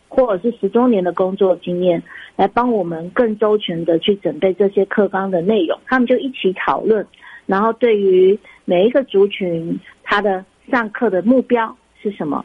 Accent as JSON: {"language": "Chinese", "country": "Taiwan", "tie": "born or raised there", "said": "我们都是台湾长大的一个，呃孩子，孩嗯子"}